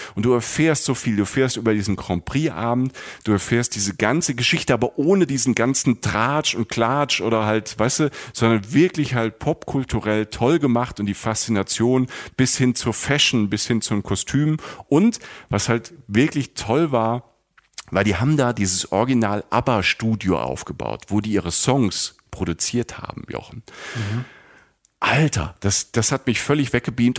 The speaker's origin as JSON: {"language": "German", "country": "Germany", "said": "bei uns in Deutschland"}